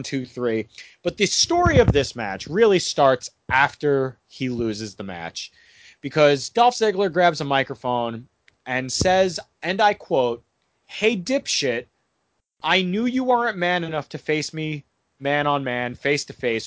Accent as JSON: {"language": "English", "country": "United States", "said": "as an American"}